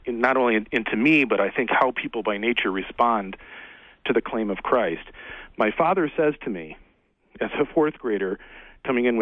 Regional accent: Frankenmuth, Michigan, United States; I grew up in Frankenmuth, Michigan

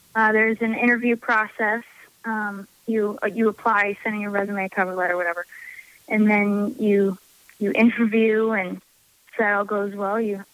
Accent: Normal, Illinois, United States; I enjoy staying in my hometown.

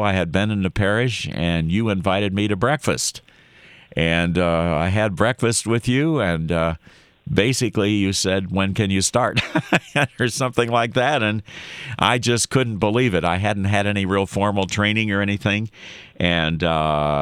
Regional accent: Madison, Wisconsin, United States; moved away; I was born in Madison, you know, so I do have some roots in the Dairyland State

